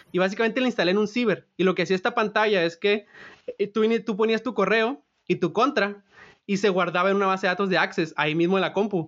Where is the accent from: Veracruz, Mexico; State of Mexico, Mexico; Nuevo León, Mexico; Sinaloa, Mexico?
Sinaloa, Mexico; moved away as an adult; now in Silicon Valley, United States; yo soy de Sinaloa